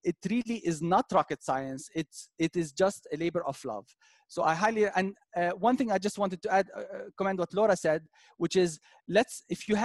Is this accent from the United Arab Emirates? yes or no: yes; Dubai, United Arab Emirates; moved away; I was born and raised in Dubai